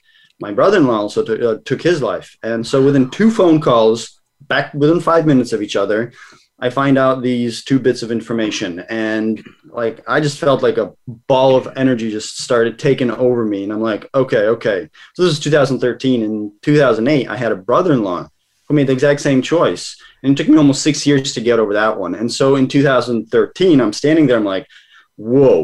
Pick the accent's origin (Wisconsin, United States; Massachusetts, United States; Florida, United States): Massachusetts, United States; also born or lived in Kazakhstan / Savannah, Georgia; I grew up here in Massachusetts in the States for the most part